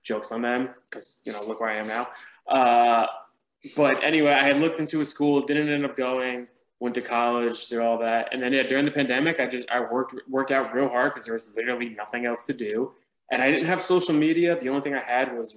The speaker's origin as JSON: {"language": "English", "region": "New Jersey", "country": "United States", "moved": "as an adult", "lives_now": "Atlanta, United States", "said": "I'm from Jersey"}